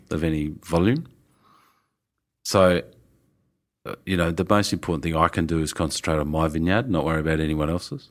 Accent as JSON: {"language": "English", "region": "Tasmania", "country": "Australia", "also_born_or_lived": "Melbourne / Robe", "moved": "as an adult", "said": "we're from Tassie"}